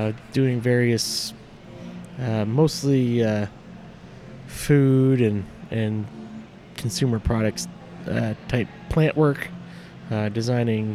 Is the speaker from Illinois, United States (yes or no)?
yes; Oswego, Illinois, United States; also born or lived in Aurora, Illinois / San Diego, California; Then we moved to Oswego. Pretty much grew up there.